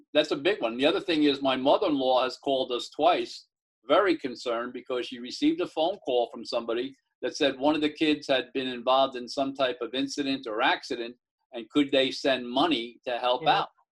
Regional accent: Mount Vernon, United States; I grew up in Mount Vernon

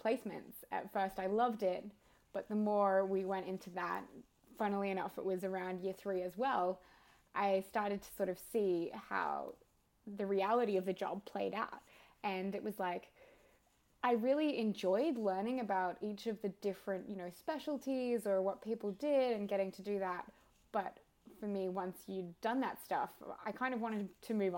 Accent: Victoria, Australia; moved away as an adult; also born or lived in Sydney; I moved interstate, so I grew up in Victoria and then went to Sydney for med school.

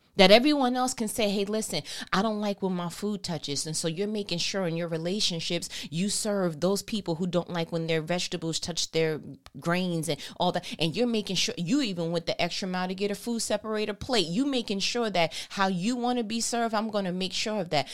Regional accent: New York, United States; I'm from New York anyway. We talk fast

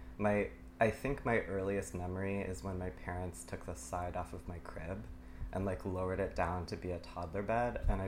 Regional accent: Stamford, Connecticut, United States; also born or lived in Los Angeles area, California / Palo Alto, California; now in Brooklyn, United States; I grew up primarily in Stamford, but my dad has worked for IBM for almost 40 years, and so we used to move around kind of in between California and Connecticut

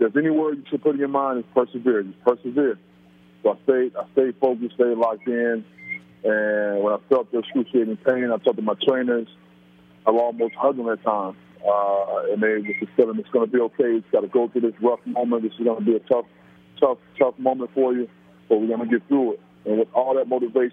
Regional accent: Orlando, Florida, United States; also born or lived in New York; I grew up in Florida, in Orlando

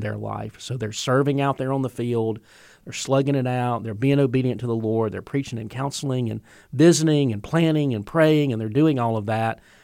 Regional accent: the South, United States; I grew up in the South of, of the Bible Belt

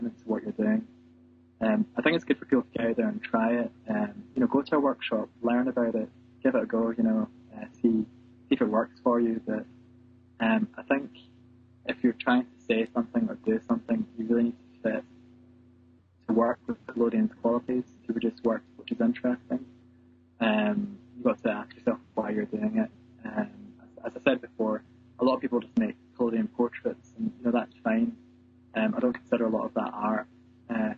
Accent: Scotland, United Kingdom; growing up in Scotland

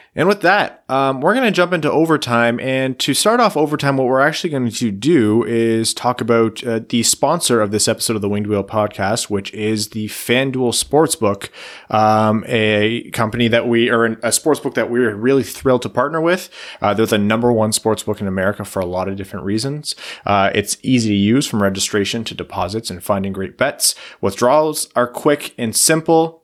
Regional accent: across the river from Detroit, Ontario, Canada; I grew up watching Detroit from across the river

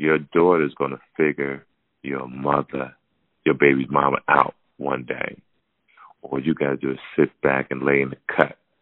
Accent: Hawaii, United States; me being Hawaiian

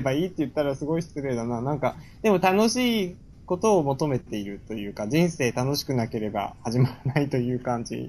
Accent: Musashino, Tokyo, Japan; also born or lived in Nishitokyo, Tokyo; 小学校とか生まれた病院とかはみんな武蔵野市なんですけど

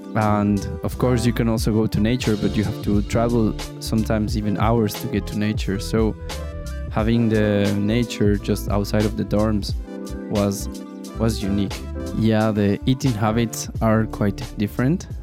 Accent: Mexico City, Mexico; moved away as an adult; now in Liechtenstein; I am from Mexico City and I'm 27 years old

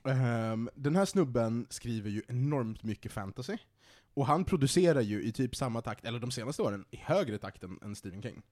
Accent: Sweden; som svensk

